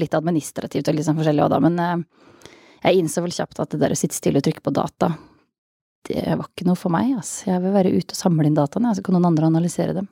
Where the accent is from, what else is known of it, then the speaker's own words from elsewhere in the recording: Østfold, Norway; jeg jo fra Østfold